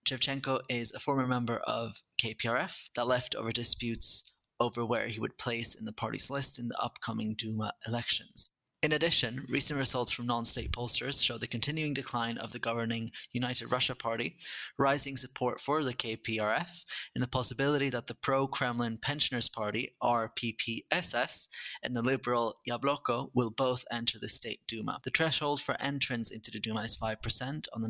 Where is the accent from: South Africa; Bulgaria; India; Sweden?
Sweden; I'm from Sweden, which is a proportional system with lots of different intrigues and alliances